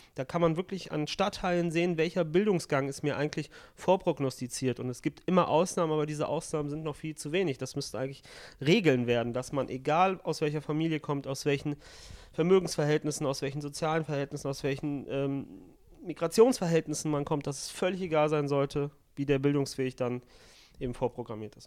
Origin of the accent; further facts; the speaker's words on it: Italy; als äh, Italiener so ist, einfach qua Geburt sozusagen